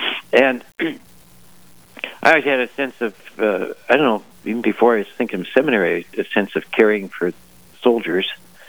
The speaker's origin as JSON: {"language": "English", "town": "Fargo", "region": "North Dakota", "country": "United States", "tie": "born or raised there", "also_born_or_lived": "Moorhead, Minnesota", "said": "I'm originally from Fargo, North Dakota, born in Moorhead, but grew up in Fargo, and a family of 10 children, 7 boys, 3 girls. Parents, obviously we all lived in Fargo."}